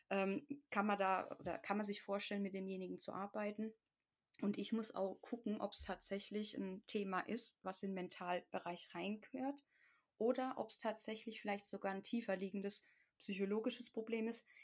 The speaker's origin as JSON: {"language": "German", "area": "the Ländle", "region": "Baden-Württemberg", "country": "Germany", "said": "wie man bei uns im Ländle sagt, der Rotzbackenuffkloffe ist."}